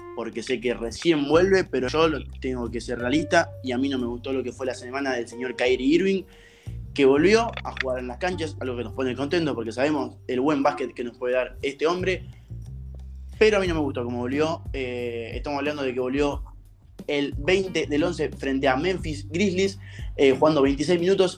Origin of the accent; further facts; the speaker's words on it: Argentina; como argentino